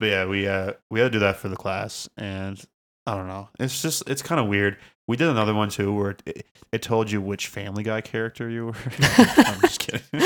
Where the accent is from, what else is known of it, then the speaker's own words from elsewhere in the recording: Canada; we're, we're Canadian